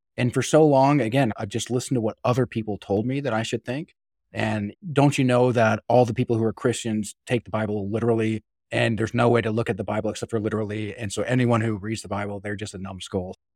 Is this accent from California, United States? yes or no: no; Utah, United States; I grew up in Utah